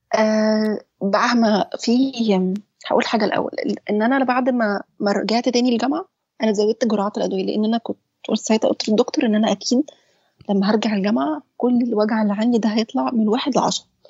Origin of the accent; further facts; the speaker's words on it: Egypt; احنا عندنا في مصر